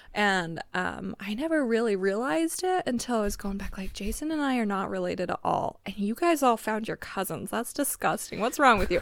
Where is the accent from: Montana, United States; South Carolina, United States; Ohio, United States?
Montana, United States; Pinesdale; moved away; growing up in Pines, I mean, every one of my classmates was a cousin